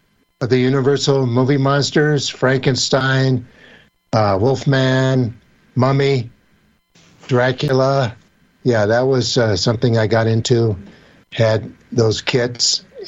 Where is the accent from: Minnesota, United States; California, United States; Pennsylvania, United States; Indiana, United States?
California, United States; San Jose; also born or lived in Los Angeles, California; I was born in San Jose, California on July 25th, 1957. And so I'm actually born of the space age.